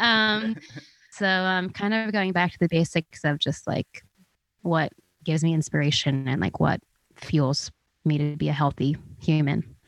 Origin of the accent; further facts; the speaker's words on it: outside of Philadelphia, New Jersey, United States; moved away as an adult; now in Nashville, United States; I am from outside of Philly in, um, South Jersey